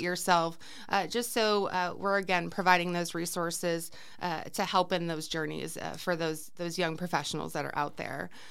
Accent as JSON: {"language": "English", "town": "Cleveland", "region": "Ohio", "country": "United States", "tie": "born or raised there", "also_born_or_lived": "Arizona", "moved": "as an adult", "lives_now": "Peoria, Arizona, United States", "said": "I'm originally from Cleveland, Ohio, born and raised, uh, lived there for most of my life"}